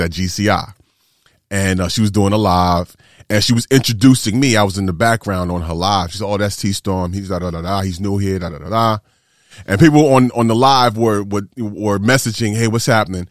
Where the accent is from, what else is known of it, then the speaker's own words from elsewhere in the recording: New York City, New York, United States; moved away as an adult; also born or lived in Atlanta / Pittsburgh / Tampa Bay / Chicago; Born and raised in New York City, but I spent time in Atlanta